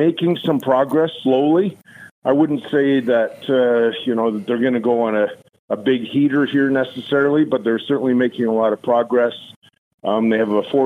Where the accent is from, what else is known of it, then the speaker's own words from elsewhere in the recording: Edmonton, Alberta, Canada; now in Calgary, Canada; growing up in Edmonton